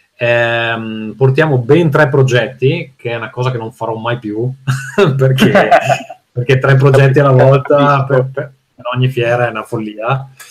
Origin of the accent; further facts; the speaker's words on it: Veneto, Italy; compagnia di giovani designer veneti, che è come me